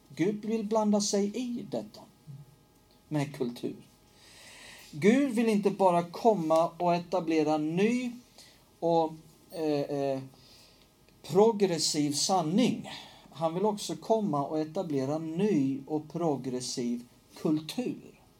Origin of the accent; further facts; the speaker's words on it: Hällefors, Örebro County, Sweden; moved away; från Hällefors där jag växte upp